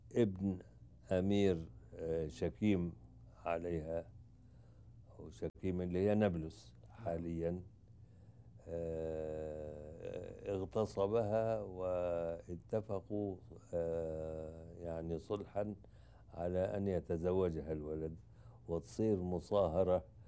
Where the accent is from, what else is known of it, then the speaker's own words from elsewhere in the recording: Egypt; انا مصري